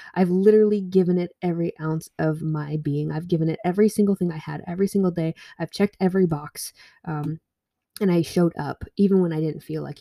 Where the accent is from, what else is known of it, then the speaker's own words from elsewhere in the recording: Vermont, United States; I grew up in Vermont.